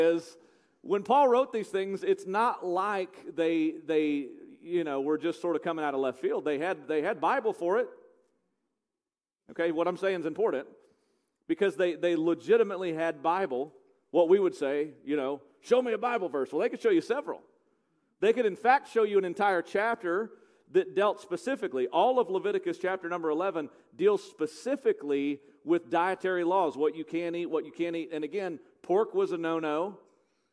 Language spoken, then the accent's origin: English; United States; because I'm an American. I was raised on eating bacon